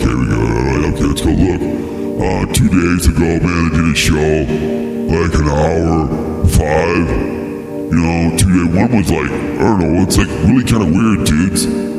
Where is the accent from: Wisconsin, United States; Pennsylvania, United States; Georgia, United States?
Pennsylvania, United States; Okay, well, I'm from Pennsylvania. I'm going to come up, and I'm a failed YouTuber, and I want to come on up to Minnesota